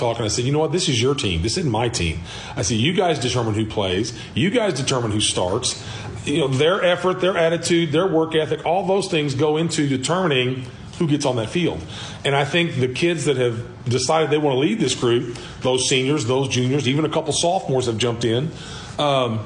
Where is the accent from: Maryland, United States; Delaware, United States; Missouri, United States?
Missouri, United States; Cape Girardeau; moved away as an adult; also born or lived in Middle Tennessee; now in Fredericktown, United States; graduated from Cape. I was from Cape.